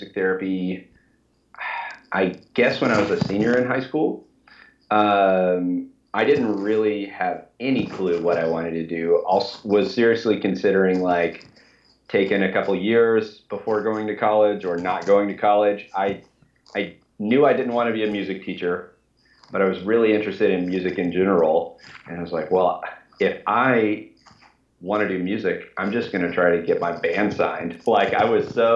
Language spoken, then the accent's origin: English; Kentucky, United States; also born or lived in Orlando, Florida; I was born in Kentucky. I grew up here and went to undergrad and grad school at a couple different schools here in Kentucky